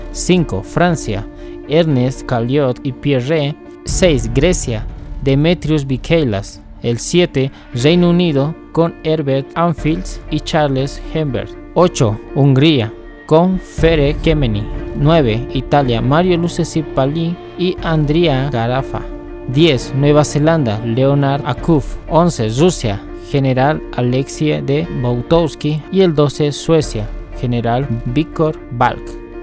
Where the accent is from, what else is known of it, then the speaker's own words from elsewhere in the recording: Bolivia; mi país, Bolivia